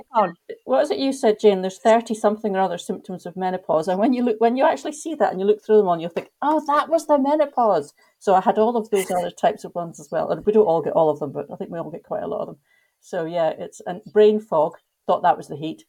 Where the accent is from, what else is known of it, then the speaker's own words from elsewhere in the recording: Scotland, United Kingdom; moved away as an adult; now in Egypt; I'm from Scotland, but I actually live in Egypt